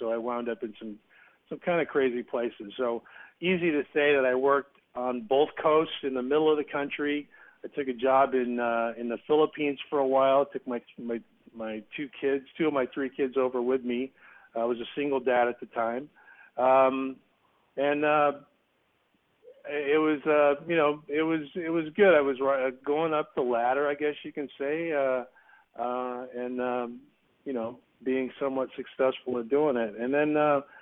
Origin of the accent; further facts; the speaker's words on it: Salinas, California, United States; moved away; I grew up in Salinas. Salinas is in the Monterey Bay area